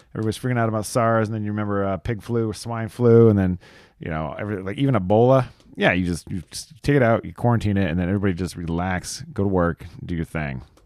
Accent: New Mexico, United States; my hometown, small ass New Mexico

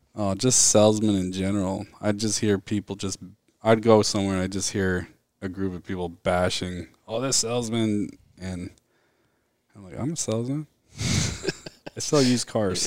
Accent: Mesa, Arizona, United States; now in Gilbert, United States; Grew up in Mesa, Arizona. Was born there my whole life

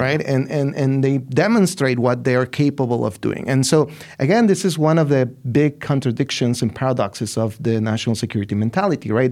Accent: Ciudad Juarez, Chihuahua, Mexico; I'm from Ciudad Juarez, right? I'm from that city.

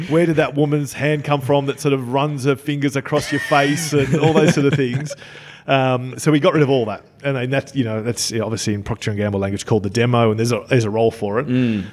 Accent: Australia; I'm from Australia

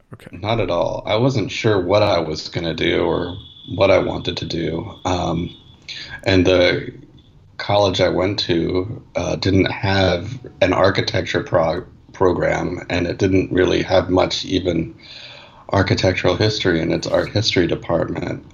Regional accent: New York City, New York, United States; I grew up in Manhattan, uh, in New York City.

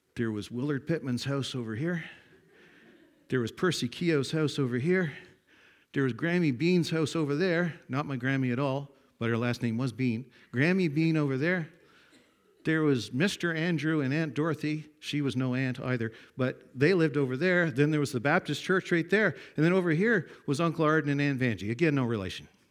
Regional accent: Glenwood, Nova Scotia, Canada; It says Glenwood. That's My hometown, my home village

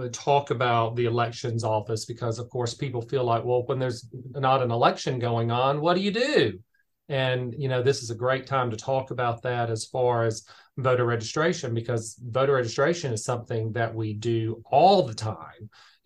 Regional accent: Augusta, Georgia, United States; I was born and raised here in Augusta, Georgia

